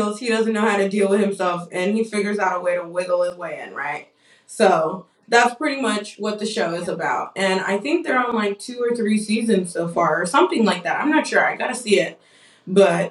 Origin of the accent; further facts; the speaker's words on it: Nigeria; I'm Nigerian